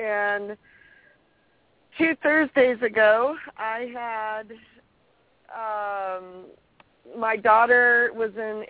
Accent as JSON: {"language": "English", "region": "California", "country": "United States", "said": "I am California, girl."}